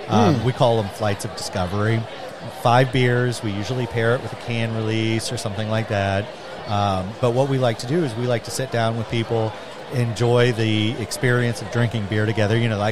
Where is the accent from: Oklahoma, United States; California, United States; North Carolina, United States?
Oklahoma, United States; moved away; I grew up in Oklahoma.